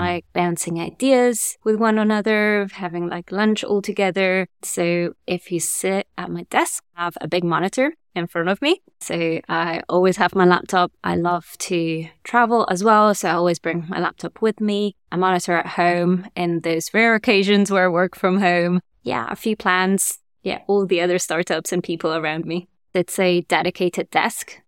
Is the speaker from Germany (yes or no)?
yes; Germany; also born or lived in Italy / France; now in London, United Kingdom; I grew up in Germany, and then my parents moved to France, and I moved to London